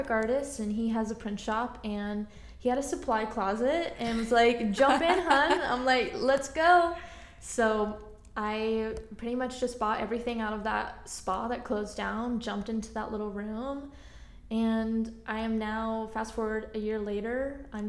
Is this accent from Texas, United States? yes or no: yes; Texas, United States; now in Tucson, United States; I am originally from Texas